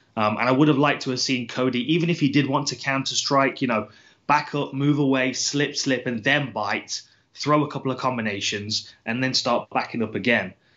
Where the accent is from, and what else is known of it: United Kingdom